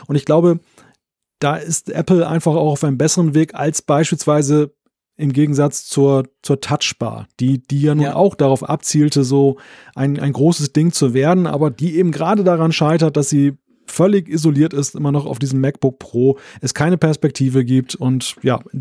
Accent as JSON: {"language": "German", "country": "Germany", "lives_now": "Switzerland", "said": "Selber wohne ich als Deutscher in der Schweiz."}